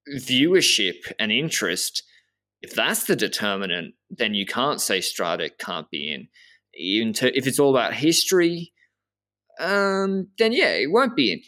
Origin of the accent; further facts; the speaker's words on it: Australia; I'm a, I'm a from Australia